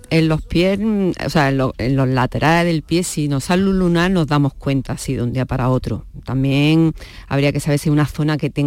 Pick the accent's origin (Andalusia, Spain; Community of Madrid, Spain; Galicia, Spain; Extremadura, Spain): Andalusia, Spain; Córdoba; Yo soy cordobesa. Bueno, soy cordobesa